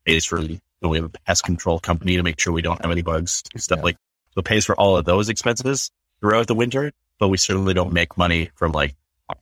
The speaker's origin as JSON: {"language": "English", "region": "northern British Columbia", "country": "Canada", "tie": "born or raised there", "also_born_or_lived": "Calgary, Alberta", "moved": "as an adult", "lives_now": "Whitby, Canada", "said": "I grew up in a small town in northern British Columbia. We had 4,500 people in my hometown"}